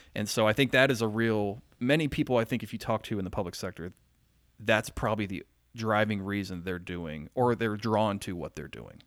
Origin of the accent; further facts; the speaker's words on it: rural Pennsylvania, United States; now in Marietta, United States; I was born here in Marietta, lived my young life in very rural Pennsylvania.